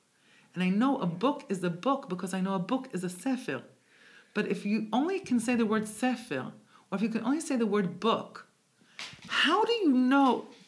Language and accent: English; Israel; also born or lived in Bronx, United States; I was born in the Bronx, made in Israel. Is actually how I define myself. Born in the Bronx, made in Israel.